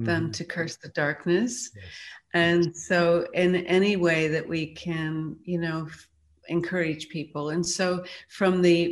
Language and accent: English; Ireland; a young girl growing up in Ireland